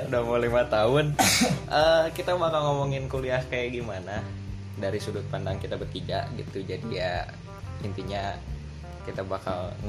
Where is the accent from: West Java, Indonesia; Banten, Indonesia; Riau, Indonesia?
West Java, Indonesia; Bandung; born there; ya ada di di, di tempat kelahiran gua ya di, iya. di Bandung di Bandung